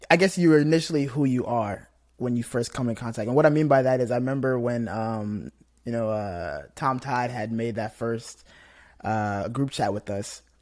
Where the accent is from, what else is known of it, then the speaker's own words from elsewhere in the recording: Nigeria; now in United States; so I, I am from Nigeria, so I came to the states, and ever since I was kind of growing up in school, I was always in majority black areas, like black schools, had a lot of black friends